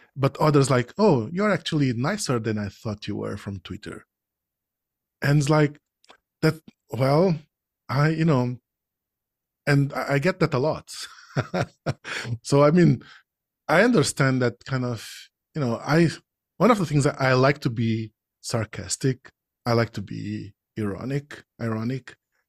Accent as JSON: {"language": "English", "country": "Portugal", "said": "I'm not from Brazil. I'm from Portugal."}